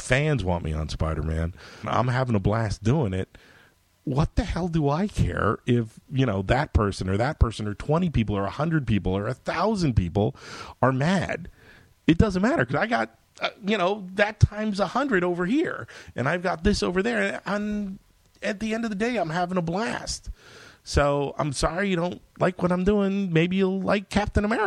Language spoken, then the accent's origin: English; United States; I'm an American